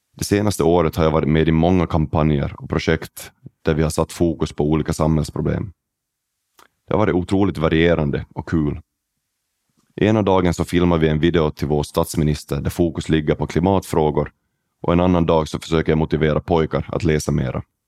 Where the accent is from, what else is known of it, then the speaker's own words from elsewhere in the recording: Oravais, Ostrobothnia, Finland; now in Silkeborg, Denmark; Jag växte upp i Oravais